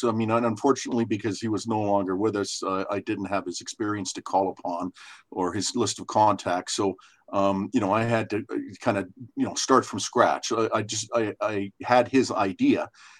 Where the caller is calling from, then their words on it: Calgary, Alberta, Canada; I'm phoning from Calgary, Alberta, Canada.